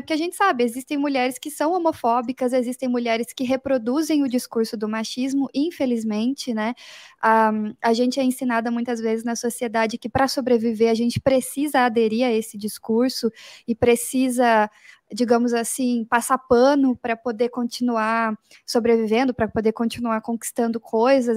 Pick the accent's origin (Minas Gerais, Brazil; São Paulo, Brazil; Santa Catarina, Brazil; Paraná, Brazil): Paraná, Brazil; Curitiba; Eu, como boa curitibana